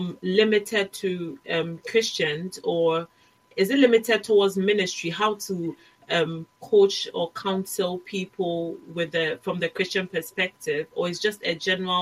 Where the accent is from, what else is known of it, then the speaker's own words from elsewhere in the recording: Ghana; moved away; I'm from Ghana